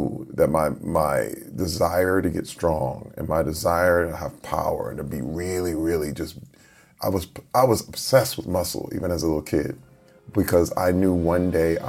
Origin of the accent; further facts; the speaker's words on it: Flint, Michigan, United States; Growing up in Flint, Michigan, it was in the middle when the auto industry imploded. I was around 10 years old, and then the crack epidemic happened at the same time.